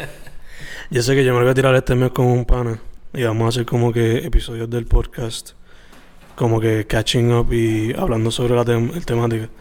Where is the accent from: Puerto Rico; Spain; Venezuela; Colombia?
Puerto Rico; siendo latino y puertorriqueño